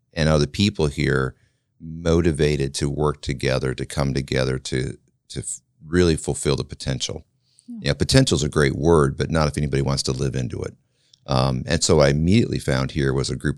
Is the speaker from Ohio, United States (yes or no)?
no; Flint, Michigan, United States; moved away as an adult; also born or lived in Kansas; now in Marion, United States; I was raised in Flint, Michigan